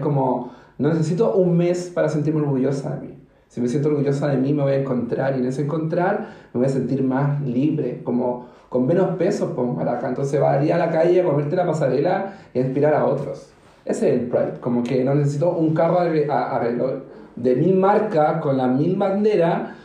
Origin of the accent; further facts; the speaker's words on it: Chile; also born or lived in Recoleta, Santiago; como chilena